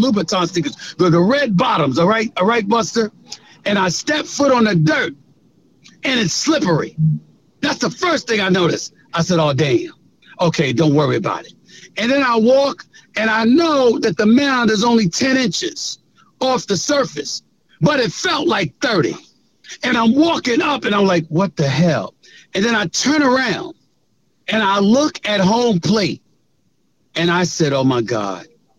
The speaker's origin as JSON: {"language": "English", "town": "New York City", "region": "New York", "country": "United States", "tie": "born or raised there", "also_born_or_lived": "The Bronx, New York", "said": "I grew up born in the Bronx, but raised in Queens, Hollis, Queens, since I was 1 year old"}